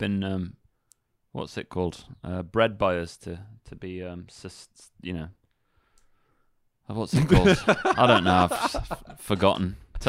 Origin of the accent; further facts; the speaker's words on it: England, United Kingdom; I mean, I'm from England, right? A dog-loving country.